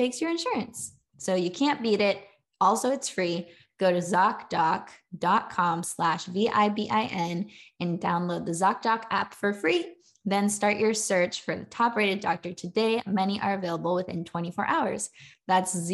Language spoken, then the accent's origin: English; California, United States; now in Charlotte, United States; I live in Charlotte, North Carolina. But I'm from California originally.